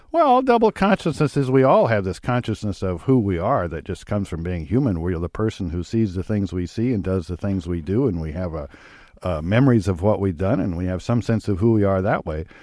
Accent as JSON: {"language": "English", "town": "Lincoln", "region": "Nebraska", "country": "United States", "tie": "born or raised there", "said": "growing up in Lincoln, Nebraska"}